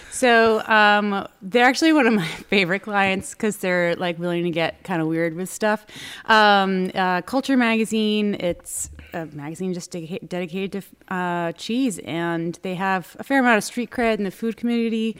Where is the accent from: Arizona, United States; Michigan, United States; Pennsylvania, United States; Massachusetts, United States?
Massachusetts, United States; Newburyport; now in Boston, United States; I grew up, um, in Newburyport, Mass, which is up on the North Shore